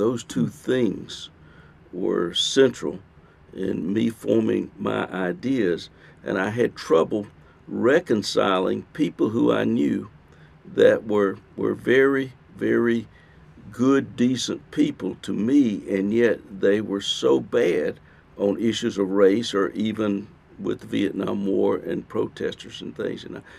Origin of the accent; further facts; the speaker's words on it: Ninety Six, South Carolina, United States; I grew up in the Southern Baptist Church in a small town, a textile town, which I lived in the country right outside, but called 96 South Carolina.